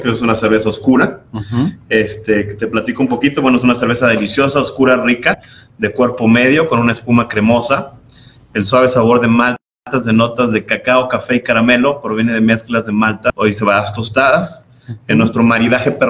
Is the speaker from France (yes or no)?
no; Mexico